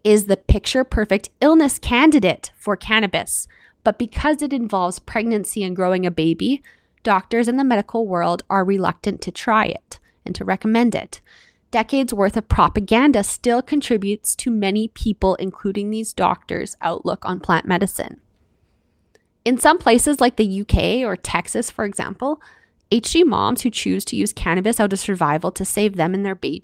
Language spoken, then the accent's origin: English; Canada; I'm your Canadian host